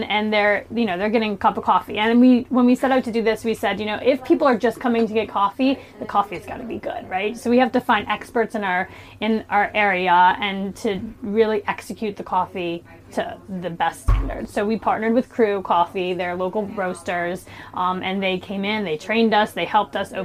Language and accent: English; New Orleans, Louisiana, United States; moved away as an adult; now in Saratoga Springs, United States; I'm from New Orleans